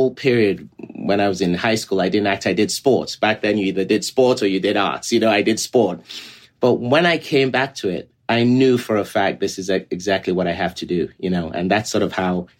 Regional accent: Lagos, Nigeria; moved away; as a very young person in Nigeria, I grew up in Lagos, Nigeria.

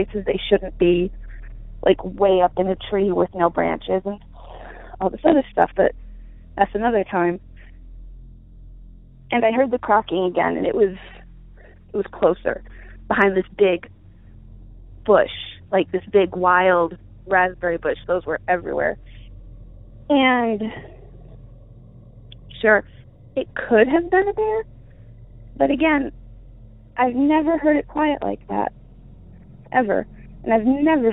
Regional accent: Michigan, United States; when I was growing up in Michigan, in the lower peninsula, but the upper part

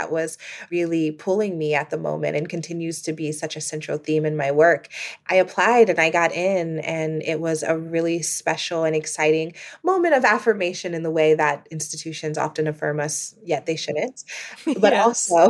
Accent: Midwest, United States; And me, you know, a poor Black girl growing up in the Midwest of the United States, I had never heard of Columbia.

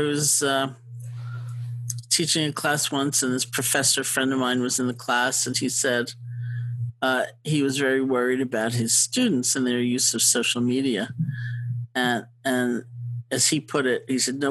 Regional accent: New York, United States; also born or lived in Buffalo / India; I grew up in New York

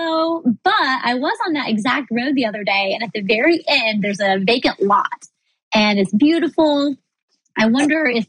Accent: Missouri, United States; now in Florida, United States; I grew up in Missouri

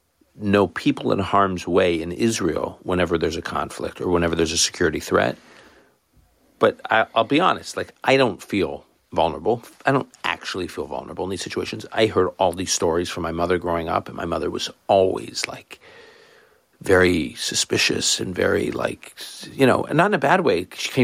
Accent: Canada; I grew up effectively in Canada, which is a smallish country, I guess now medium-sized country.

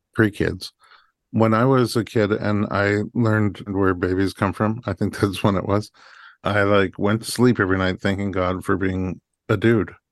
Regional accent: New York, United States; I'm a New Yorker

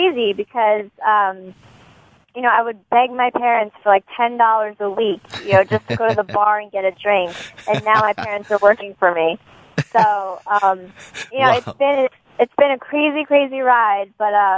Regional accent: New York, United States; I was from New York.

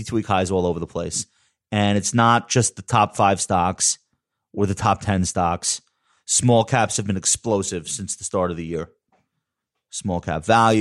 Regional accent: New York, United States; I'm from New York

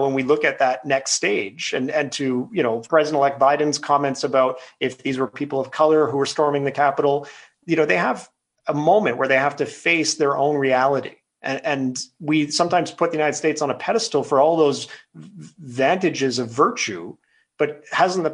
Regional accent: Quebec, Canada; now in British Columbia, Canada; I'm a British Columbian, but I'm a Quebecer by birth. And as an Anglophone Quebecer, I grew up in a time where I had friends who were both Francophone and Anglophone.

